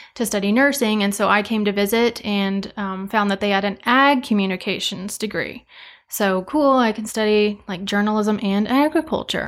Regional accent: Cheyenne Wells, Colorado, United States; moved away as an adult; also born or lived in Kit Carson, Colorado; I am from Eastern Colorado, a little town called Cheyenne Wells, um, but I went to school in Kit Carson, so about thirty miles west.

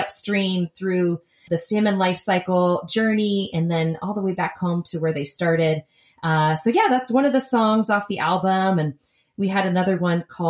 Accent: New York, United States; now in Portland, United States; I grew up in New York

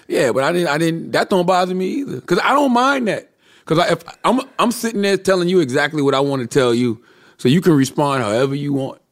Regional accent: Moncks Corner, South Carolina, United States; I'm from Monk's Corner, South Carolina

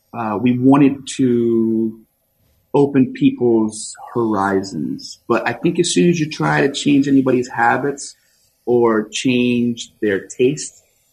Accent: New Jersey, United States; moved away; I grew up in New Jersey eating red sauce.

